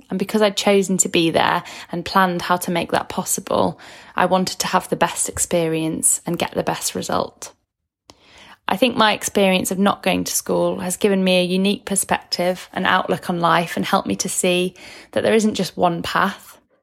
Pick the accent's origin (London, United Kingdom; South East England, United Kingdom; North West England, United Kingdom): North West England, United Kingdom; Manchester; I'm from Manchester in the U K.